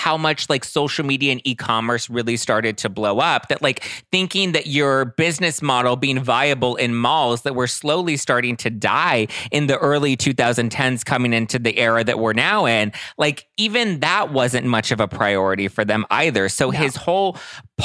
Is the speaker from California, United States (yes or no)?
yes; Los Angeles, California, United States; I grew up in LA.